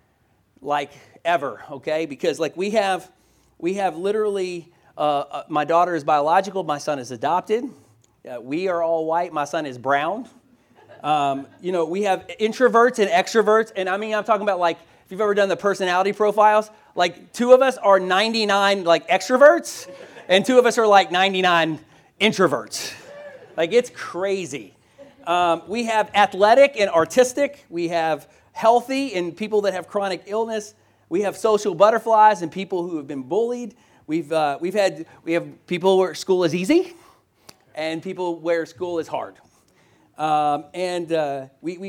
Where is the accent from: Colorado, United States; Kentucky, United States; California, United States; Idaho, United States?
Kentucky, United States; Louisville; also born or lived in Boston, Massachusetts; move back to my hometown of Louisville, Kentucky